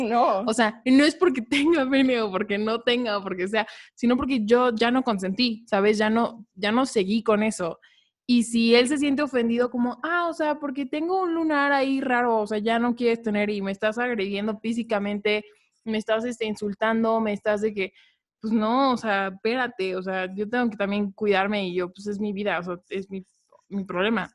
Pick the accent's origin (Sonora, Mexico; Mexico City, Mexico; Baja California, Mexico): Mexico City, Mexico; tengo 18 años, soy de la Ciudad de México